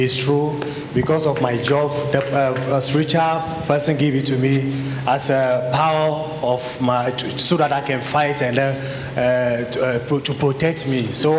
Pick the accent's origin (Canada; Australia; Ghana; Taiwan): Ghana; I'm from Ghana. I'm a professional boxer.